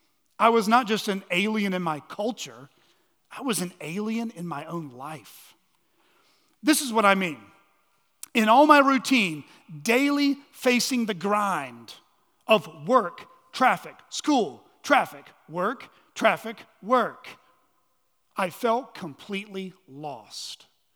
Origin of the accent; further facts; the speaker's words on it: Texas, United States; also born or lived in New Mexico; Now, I was born in Texas, and save for 3 years of childhood spent in New Mexico, I grew up in Texas. But I never felt quite at home in Texas.